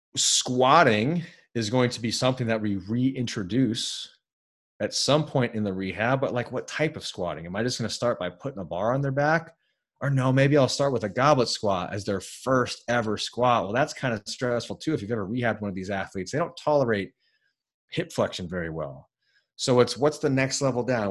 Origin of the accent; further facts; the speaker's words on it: United States; I'm American